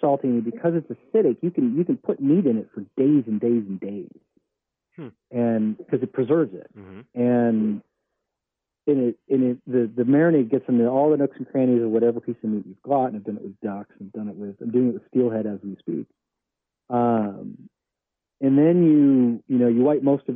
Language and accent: English; New Jersey, United States; now in California, United States; I'm from New Jersey